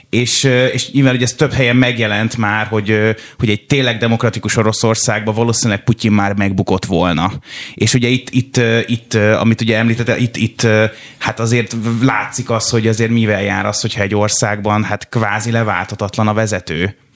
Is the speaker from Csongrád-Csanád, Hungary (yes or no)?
yes; Szeged, Csongrád-Csanád, Hungary; now in Budapest, Hungary; én most Budapesten élek és dolgozom, de én alapvetően Szegedi vagyok